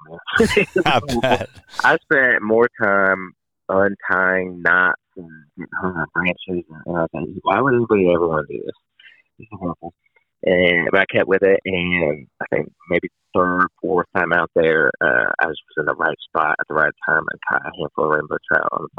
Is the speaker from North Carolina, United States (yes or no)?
no; Colorado Springs, Colorado, United States; moved away; I grew up in Colorado Springs, Colorado